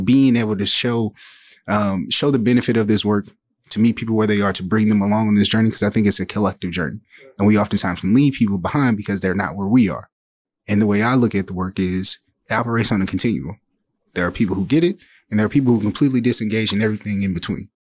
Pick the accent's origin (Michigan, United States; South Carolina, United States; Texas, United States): Michigan, United States; Saginaw; I'm originally from Saginaw, Michigan, uh, born and raised